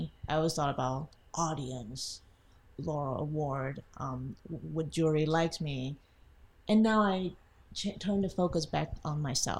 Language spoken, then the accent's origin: English; Taiwan; moved away as an adult; now in Los Angeles, United States; So I was from Taiwan. I moved to LA 5 years ago.